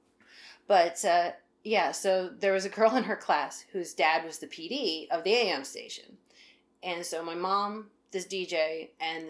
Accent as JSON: {"language": "English", "region": "Central Pennsylvania", "country": "United States", "tie": "born or raised there", "moved": "yes", "lives_now": "Baltimore, United States", "said": "growing up in Central PA, it's sort of out there"}